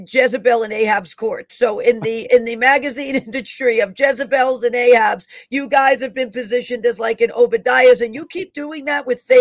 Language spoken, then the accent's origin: English; New York City, New York, United States; accent: Bronx; I was born in Einstein Hospital in the Bronx, New York.